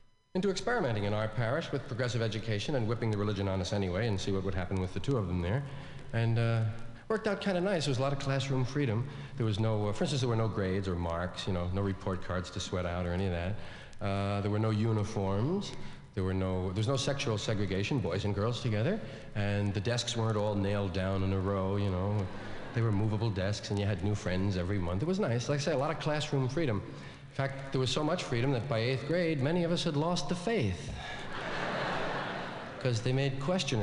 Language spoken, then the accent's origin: English; New York City, New York, United States; I was from one of those Irish neighborhoods in New York. One of those kind of parish schools